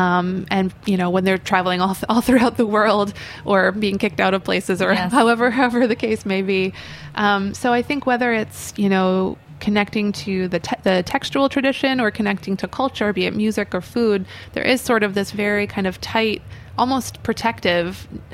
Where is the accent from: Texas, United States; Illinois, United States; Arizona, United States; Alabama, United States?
Illinois, United States; Chicago; now in New York, United States; growing up in Chicago where I did.